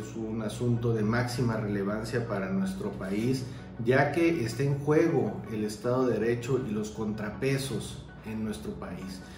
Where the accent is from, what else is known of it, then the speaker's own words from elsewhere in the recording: Mexico; como sociedad mexicana